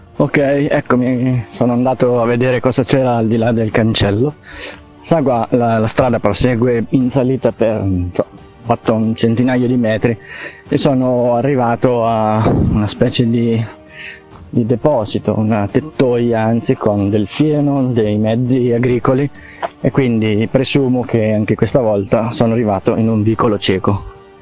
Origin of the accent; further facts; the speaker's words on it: Italy; io sono nato qui, sono vissuto qui e quindi mi piace il posto in cui abito